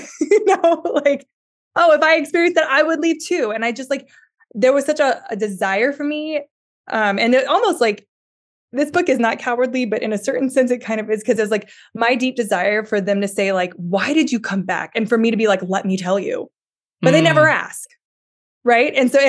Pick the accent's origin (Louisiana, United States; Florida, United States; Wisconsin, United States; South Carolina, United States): Louisiana, United States; Originally from South Louisiana, so I am a Cajun, and I come from the land of Cajun accents, but I've actually never had one.